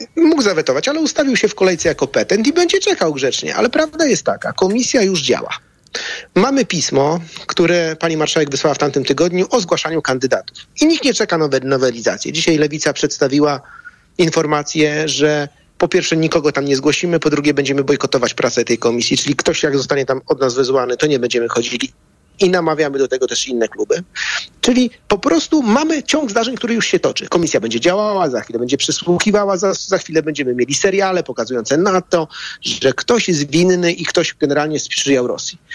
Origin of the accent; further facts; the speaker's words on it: Bydgoszcz, Kuyavian-Pomeranian Voivodeship, Poland; w Bydgoszczy, skąd jestem